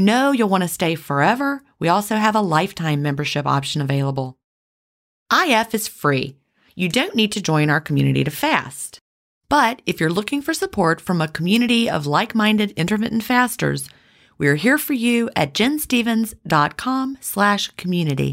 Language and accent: English; the American South, United States; accent: Southern